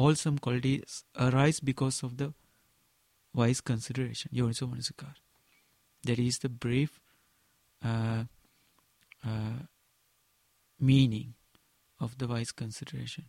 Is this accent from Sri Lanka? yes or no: yes; Sri Lanka; first language Sinhala; English is a second language; in my mother language in Sinhala